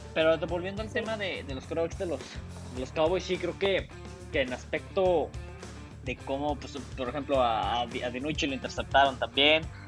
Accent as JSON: {"language": "Spanish", "country": "Mexico", "said": "como mexicanos"}